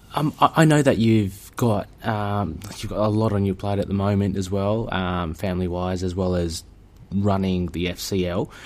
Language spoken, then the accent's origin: English; Australia; I'm an Aussie here